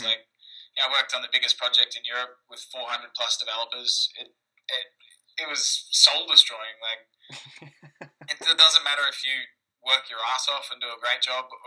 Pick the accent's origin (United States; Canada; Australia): Australia; moved away as an adult; also born or lived in London / Russia / Phnom Penh, Cambodia; now in Philippines; I'm Australian, studied software engineering, moved to London to work in finance